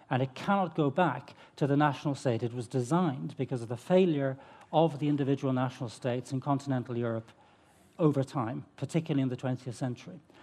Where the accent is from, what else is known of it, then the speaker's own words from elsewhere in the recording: Ireland; I'm Irish